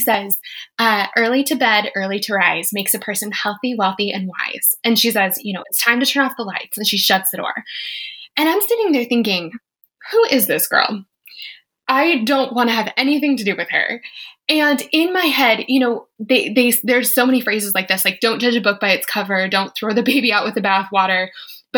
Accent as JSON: {"language": "English", "region": "Colorado", "country": "United States", "said": "I'm from Colorado."}